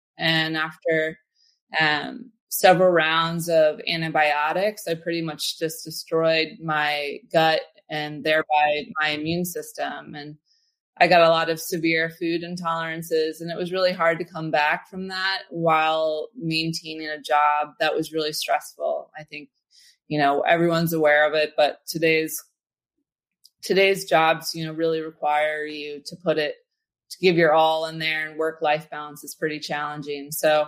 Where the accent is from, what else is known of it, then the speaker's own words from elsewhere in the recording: Philadelphia, Pennsylvania, United States; also born or lived in St. Louis / Detroit; now in San Francisco, United States; I grew up actually in St. Louis and Detroit and then Philly. I spent my formative years. So shout out to all my Philadelphians out there.